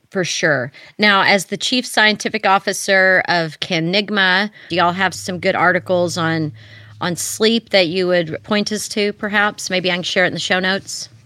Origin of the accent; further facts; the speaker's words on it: Texas, United States; moved away; I moved back to my home state of Texas